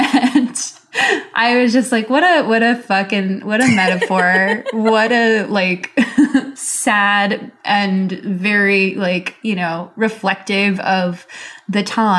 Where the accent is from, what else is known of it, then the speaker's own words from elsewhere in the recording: Philippines; they don't see me as Filipino enough